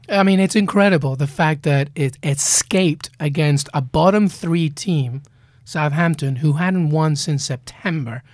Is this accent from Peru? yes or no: yes; Peru; also born or lived in England; now in United States; I grew up in Peru. I grew up in England, and now I'm in the U S